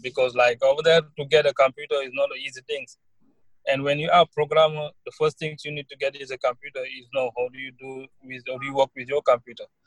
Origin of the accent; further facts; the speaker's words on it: Senegal; now in New York, United States; I'm from Senegal. Yeah, I came to New York about 2016